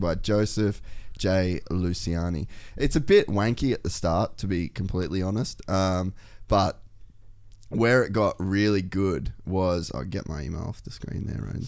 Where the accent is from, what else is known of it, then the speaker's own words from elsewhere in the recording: Cairns, Queensland, Australia; moved away; also born or lived in America; I come from Cairns